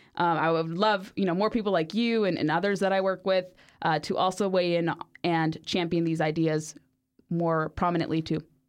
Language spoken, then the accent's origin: English; Orange County, California, United States; I grew up in Orange County, California